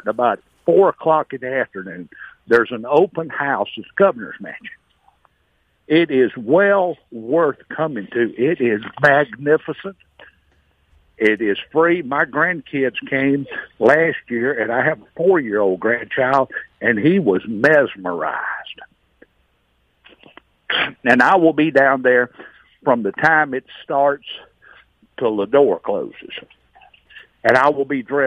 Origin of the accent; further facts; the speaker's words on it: Clinton, Mississippi, United States; also born or lived in Jackson, Mississippi; I was raised around Jackson. I grew up in Clinton